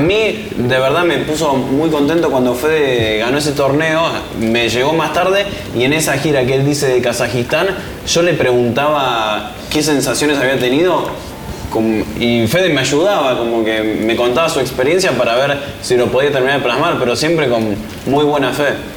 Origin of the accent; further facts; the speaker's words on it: Buenos Aires, Argentina; also born or lived in New York; Crecí en Buenos Aires